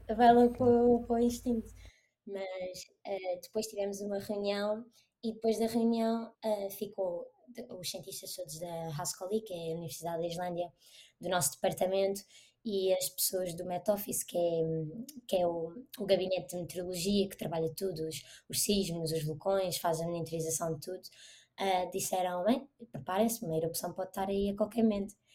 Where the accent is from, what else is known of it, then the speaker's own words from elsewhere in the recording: Portugal; moved away as an adult; also born or lived in Iceland; now in Reykjavik, Iceland; nós em Portugal, por exemplo, plantamos batatas ou, ou alguma coisa no nosso jardim, na nossa horta